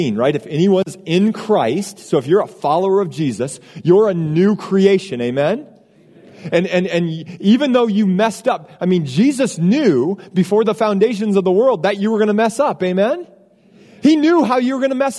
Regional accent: Iowa, United States; moved away as an adult; now in Austin, United States; I grew up in a small town in Iowa

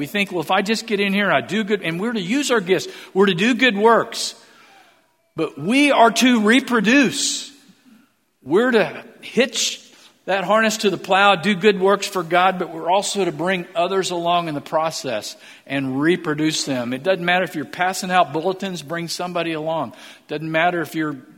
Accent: Missouri, United States; moved away; I'm from Missouri

